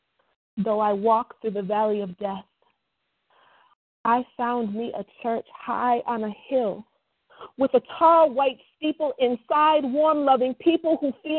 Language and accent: English; Wisconsin, United States; now in Tennessee, United States; Originally born in Wisconsin